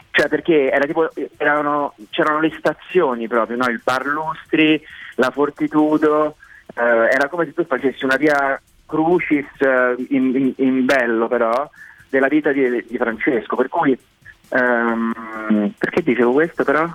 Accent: Rome, Lazio, Italy; Io, insomma, sono romano e, e romanista

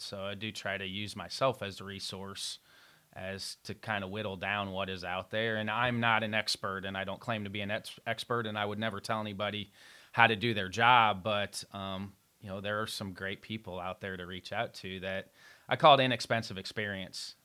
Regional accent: Evansville, Indiana, United States; I grew up in Evansville, Indiana

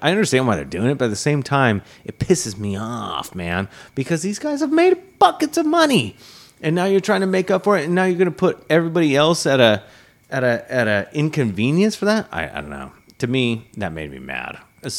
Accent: Massachusetts, United States; born there; And New Hampshire, I have no excuse because I was born on Cape Cod.

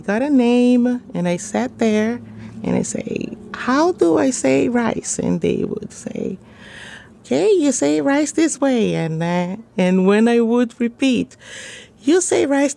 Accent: São Paulo, Brazil; moved away as an adult; also born or lived in Guinea; now in Washington, D.C., United States; I'm from Brazil, from São Paulo

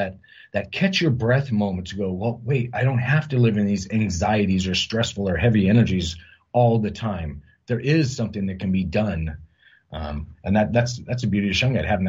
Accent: Huntington Beach, California, United States; now in Washington State, United States; I grew up down in LA County, Huntington Beach

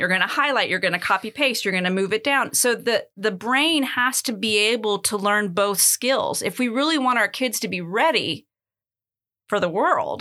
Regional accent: United States; moved away as an adult; now in Athens, Greece; I was born in the United States

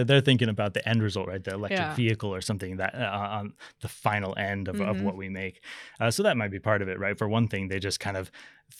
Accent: Las Vegas, Nevada, United States; now in Sweden; No, definitely not. So I'm born and raised in Las Vegas in the United States.

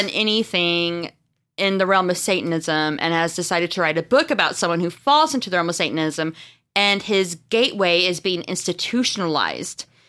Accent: Marshfield, Missouri, United States; I'm from a small town called Marshfield in Missouri

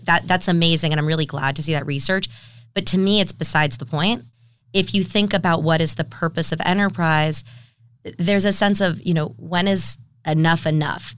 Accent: San Diego, California, United States; I grew up in San Diego actually, and left for college

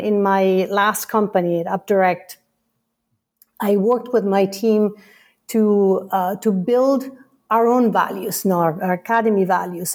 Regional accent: Italy; moved away as an adult; now in United States; I come from Italy

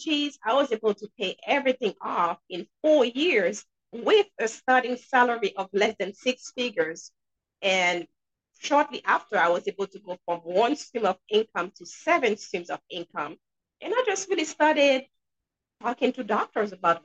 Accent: Haiti; now in New Hampshire, United States; I'm sure you guys can hear an accent. And yes, I'm from Haiti, but I'm in New Hampshire.

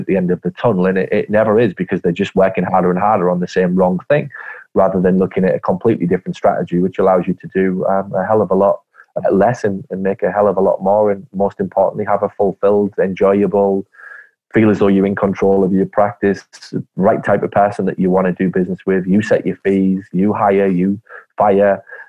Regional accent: Ireland; …, as in cough with a G. I'm Irish. It's an Irish name. My family are half Irish. So it's a very traditional Irish family background that I come from originally.

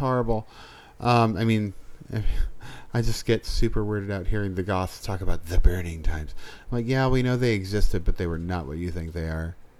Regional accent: New England, United States; I am from New England, trust.

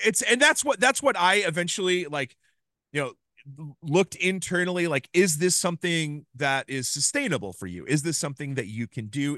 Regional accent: Ames, Iowa, United States; I grew up in Ames, Iowa

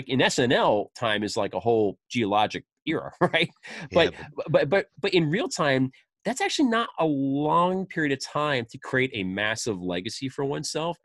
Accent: Northeast, United States; I grew up in the Northeast

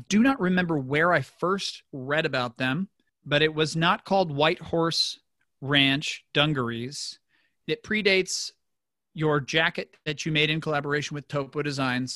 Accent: Newton, Kansas, United States; I was born in Newton, Kansas, about an hour south of Salina

